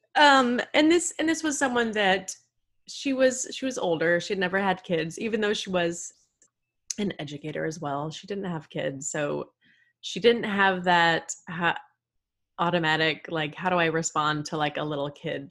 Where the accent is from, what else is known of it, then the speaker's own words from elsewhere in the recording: Texas, United States; I am from the good old state of Texas